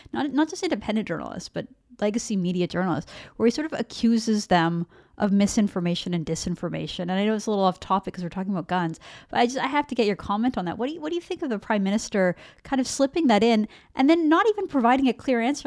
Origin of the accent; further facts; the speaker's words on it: Vancouver, British Columbia, Canada; I grew up in Vancouver